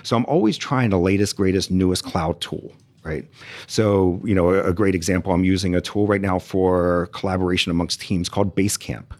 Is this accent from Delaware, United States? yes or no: yes; Delaware, United States; moved away as an adult; now in Houston, United States; I'm a Yankee, I'm from Delaware